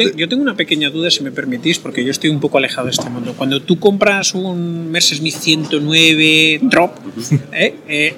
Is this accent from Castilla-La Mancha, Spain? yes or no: no; Barcelona, Catalonia, Spain; yo en la época de mi infancia que vivía en Barcelona, en la calle Pelayo